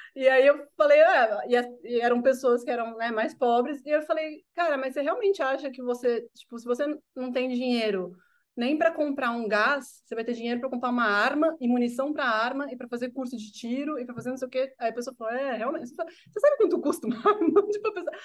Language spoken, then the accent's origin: Portuguese; São Paulo, Brazil; sou nascido e criado aqui em São Paulo